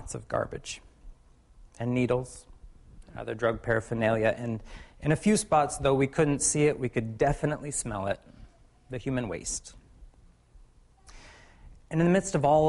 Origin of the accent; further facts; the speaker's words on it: Michigan, United States; now in Seattle, United States; I'm from Michigan